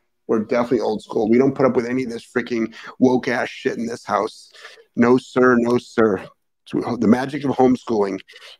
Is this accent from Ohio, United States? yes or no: yes; Cleveland, Ohio, United States; moved away; when I was growing up in Cleveland.